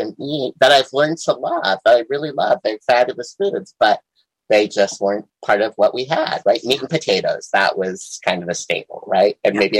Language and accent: English; South Dakota, United States; I grew up in South Dakota, very Midwestern, you know, family.